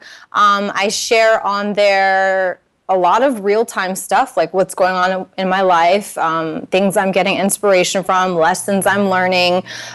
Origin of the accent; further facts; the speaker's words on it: Naples, Florida, United States; moved away; I'm from Naples